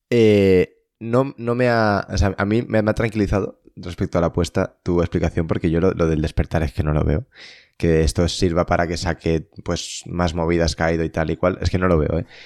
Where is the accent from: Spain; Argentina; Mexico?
Spain; Soy español